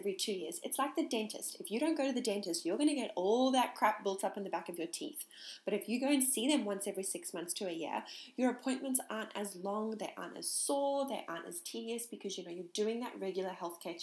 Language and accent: English; South Africa; I'm from South Africa